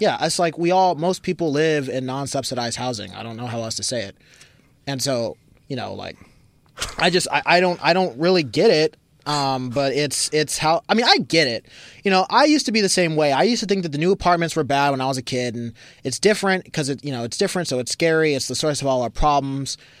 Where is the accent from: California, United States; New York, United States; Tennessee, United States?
California, United States; Berkeley; also born or lived in San Pablo, California / East Oakland, California; I grew up in the East Bay. I grew up in Berkeley